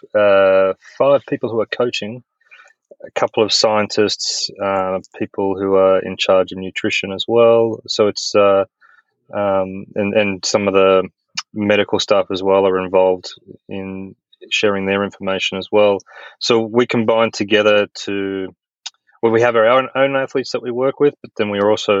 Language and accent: English; Australia; moved away as an adult; also born or lived in Europe / United States; I'm an Australian